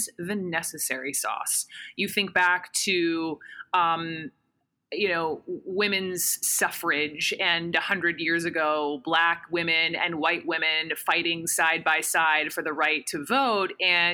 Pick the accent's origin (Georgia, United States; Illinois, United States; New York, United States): Georgia, United States; Atlanta; White woman, upper middle class, born and raised in Atlanta, Georgia.